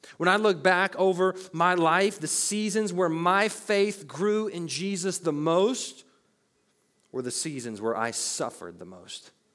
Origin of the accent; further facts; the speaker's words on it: Murfreesboro, Tennessee, United States; I was born in Murfreesboro, Tennessee on July nineteenth, nineteen ninety-one.